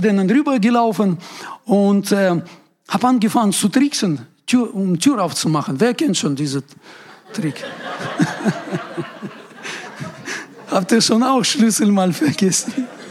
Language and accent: German; Ural Mountains, Russia; German is a second language; now in Germany; Ich komme aus Uralgebirge, das ist äh, Grenze Europa, Asien. Das ist so etwa Mitte in Russland.